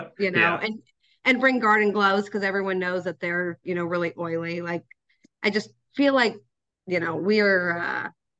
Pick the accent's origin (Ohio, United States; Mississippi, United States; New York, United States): Ohio, United States; Western; born and raised in Western Ohio, very Western Ohio